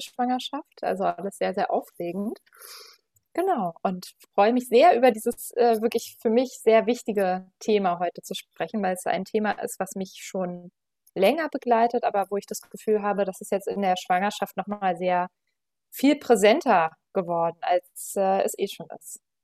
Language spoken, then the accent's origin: German; Berlin, Germany; ich komme aus Berlin, bin 35 Jahre alt